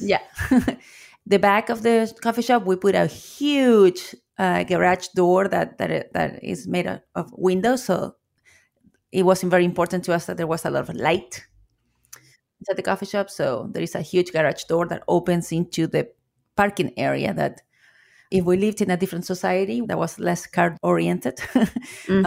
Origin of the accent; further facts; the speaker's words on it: Chile; English is a second language; moved away as an adult; now in Seattle, United States; As you can hear with my accent, I am an immigrant from Chile. I came to the US in 2005